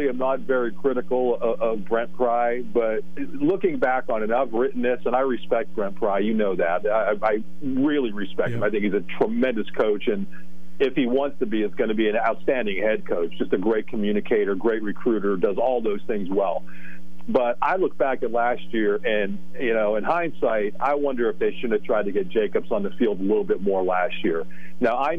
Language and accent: English; Hazleton, Pennsylvania, United States; I'm from Hazleton, so that's kind of in between here and there